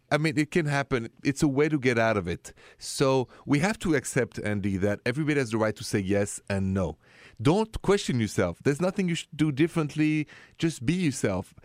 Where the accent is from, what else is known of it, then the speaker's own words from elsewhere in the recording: France; first language French; English is a second language; moved away as an adult; I was raised in France